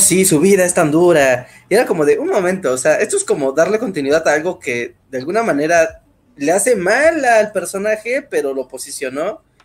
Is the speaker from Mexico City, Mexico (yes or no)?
yes; Mexico City, Mexico; yo soy de Ciudad de, México, nacido, crecido y vivido ahí.